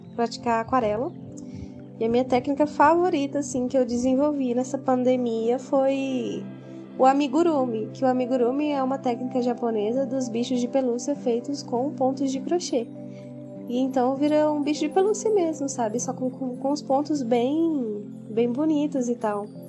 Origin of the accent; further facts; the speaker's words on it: Aparecida de Goiânia, Goiás, Brazil; eu sou de Aparecida de Goiânia, Goiás